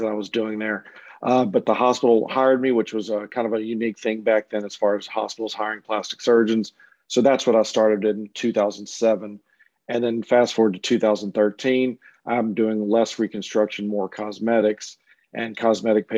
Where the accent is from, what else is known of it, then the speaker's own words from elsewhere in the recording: Louisiana, United States; also born or lived in Cleveland; I was originally from Louisiana